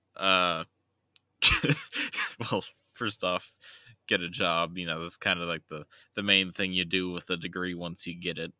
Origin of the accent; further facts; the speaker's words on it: United States; I was raised in America